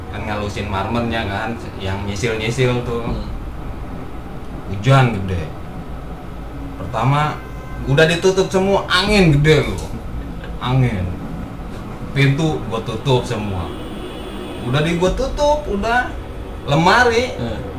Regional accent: West Java, Indonesia; Nah yang namanya gue orang Sunda kan, ya.

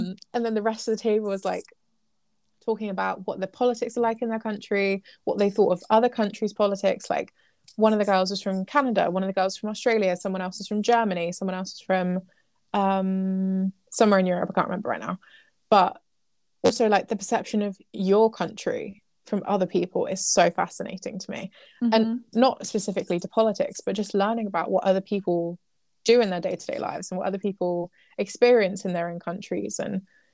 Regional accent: England, United Kingdom; we've predominantly lived as English people.

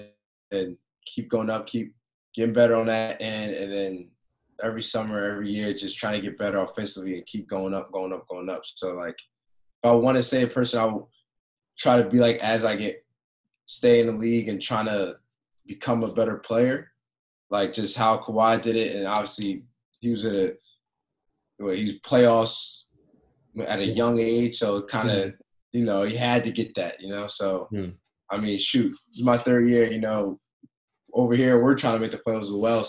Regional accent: East Coast, United States; moved away as an adult; now in Phoenix, United States; I'm from East Coast my whole life

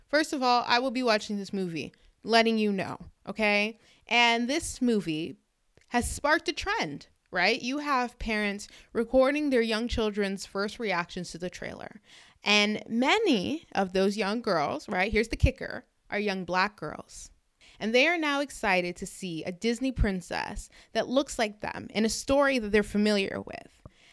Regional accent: Canada; I'm actually Canadian

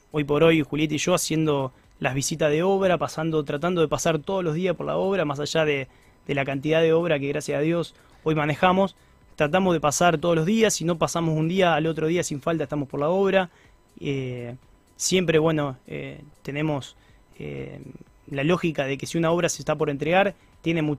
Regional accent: Rosario, Santa Fe, Argentina; si soy rosarino, soy de Newell's.

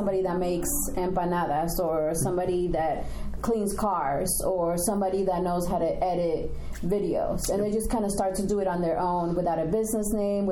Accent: Mexico; also born or lived in Colombia; now in United States; I was born in Colombia, but then I went to Mexico when I was 5.

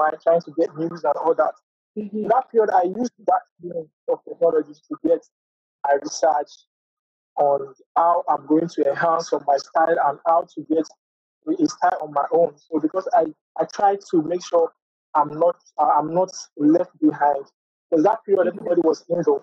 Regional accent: Nigeria; I'm from Nigeria.

